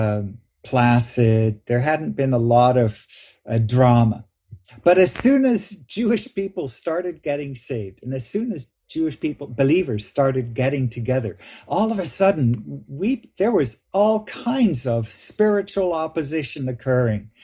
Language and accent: English; Vancouver, British Columbia, Canada; I grew up in Vancouver, Canada.